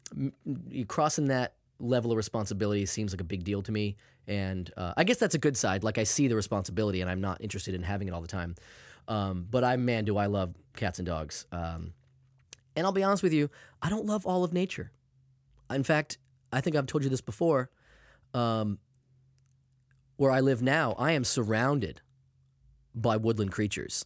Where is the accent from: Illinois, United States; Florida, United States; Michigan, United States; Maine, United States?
Maine, United States; I'm from Maine, obviously. I grew up with that, too